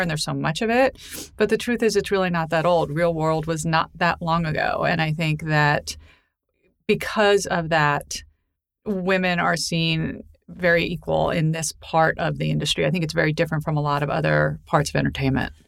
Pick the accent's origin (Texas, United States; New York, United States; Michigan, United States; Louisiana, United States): New York, United States; New York City; I grew up in Manhattan.